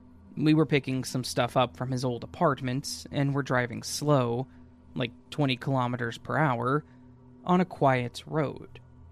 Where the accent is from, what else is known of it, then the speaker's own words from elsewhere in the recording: Maine, United States; A little insight into my life growing up. Growing up in Maine in the 80s, my family and I would go camping every summer.